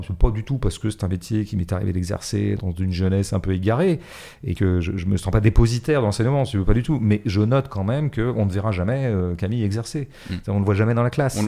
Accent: Paris, Île-de-France, France; en tant que Parisien

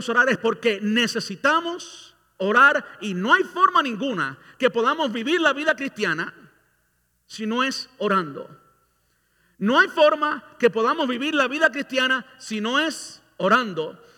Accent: Cuba; now in Tampa, United States; Yo vine de Cuba en el, a finales del 99. Un año después vino mi pastor a Miami y yo fui a Miami. Yo vivía aquí en Tampa todo el tiempo.

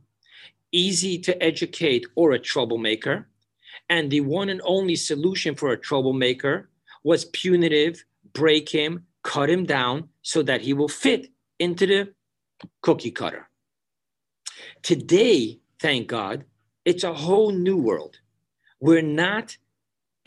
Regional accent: New York City, New York, United States; I grew up in Borough Park

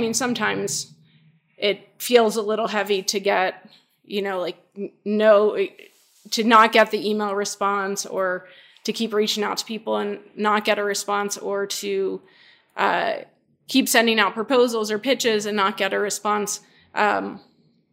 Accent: the South, United States; moved away; I grew up in the South. I'm still culturally Southern in some respects

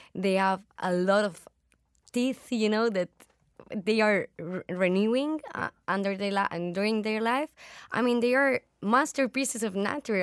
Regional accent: Spain; I'm from Spain

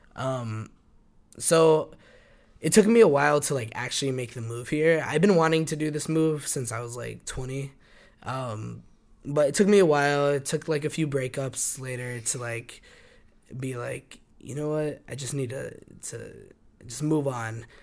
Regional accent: Albuquerque, New Mexico, United States; moved away as an adult; now in New York, United States; growing up in Albuquerque, you sometimes just feel so enclosed to everything

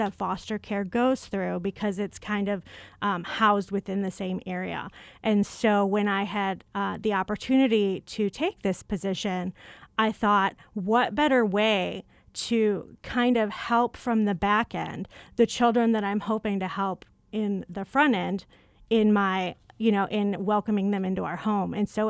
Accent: Chicago, Illinois, United States; accent: Chicago; When I came to ASU, I moved here from Chicago. Some people might catch the accent.

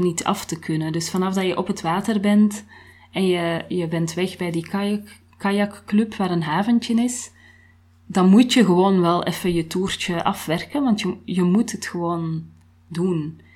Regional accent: Antwerp, Flanders, Belgium; moved away; ik kom uit Antwerpen, dat kan je niet verbergen natuurlijk

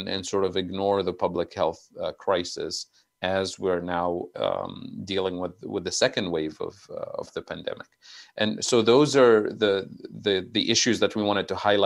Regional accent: Tunisia; moved away; I'm originally from Tunisia, so I have family living there

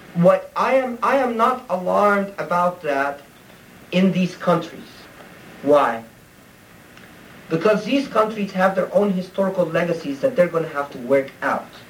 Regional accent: Egypt; moved away; I grew up in Egypt

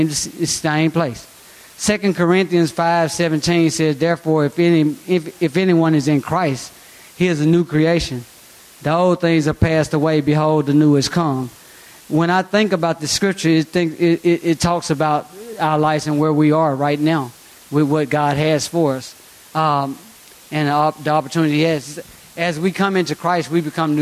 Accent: Rock Island, United States; I'm from Rock Island. I've been there 40 years, off and on.

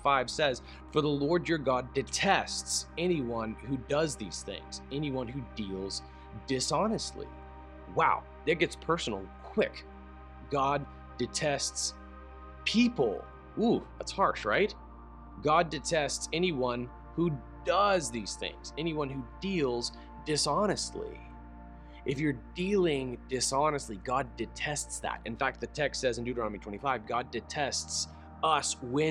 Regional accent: United States; I'm an American

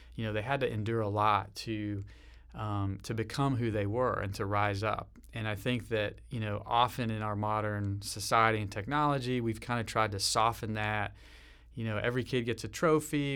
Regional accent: Nashville, Tennessee, United States; moved away as an adult; also born or lived in western United States; where I came from growing up in Nashville, Tennessee, kind of the southern way

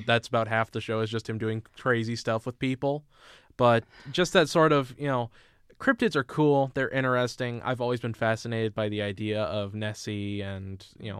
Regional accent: Indianapolis, Indiana, United States; I grew up in Indianapolis

